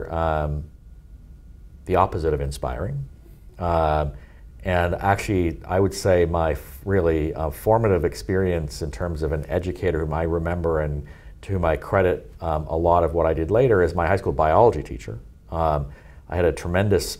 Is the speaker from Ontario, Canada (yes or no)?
yes; Toronto, Ontario, Canada; also born or lived in Munich, Germany; I grew up in Toronto, Canada